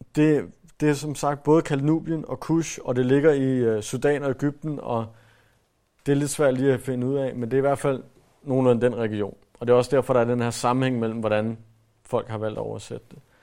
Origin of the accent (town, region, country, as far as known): Denmark